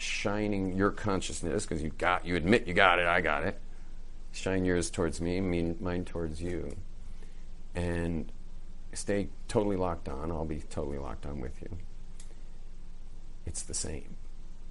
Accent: West Coast, United States; I grew up on the West Coast.

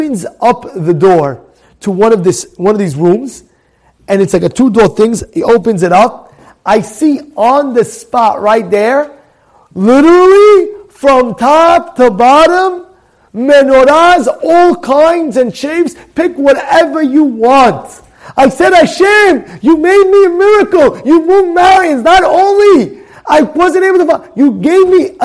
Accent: United States; I'm an American guy

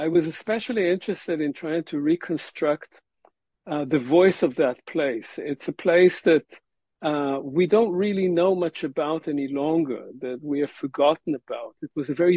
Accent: Israel; moved away; I was born in Israel in the 1950s, and I received a regular Israeli Zionist education

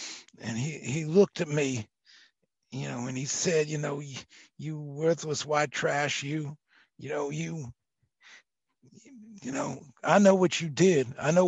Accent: Memphis, Tennessee, United States; So I'm a Baptist Southern boy, and I've been because I am from Memphis.

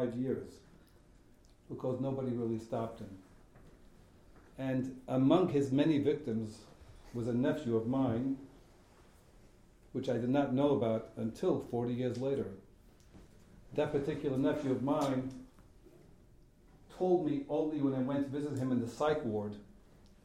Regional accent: New York City, New York, United States; I grew up in Borough Park, two religious parents, war survivors

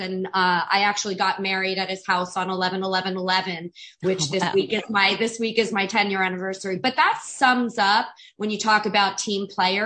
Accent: South Florida, United States; I grew up in South Florida

